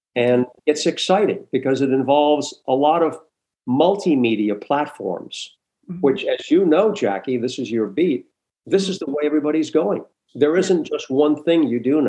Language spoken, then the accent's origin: English; New Hampshire, United States; moved away as an adult; also born or lived in Providence, Rhode Island; I worked at a little radio station in my hometown in New Hampshire